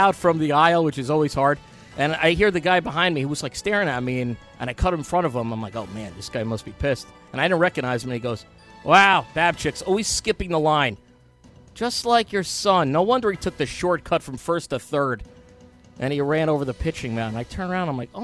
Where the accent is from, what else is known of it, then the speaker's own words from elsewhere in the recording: New York City, New York, United States; I'm still living in Howard Beach, Queens. I grew up there, but I wasn't living there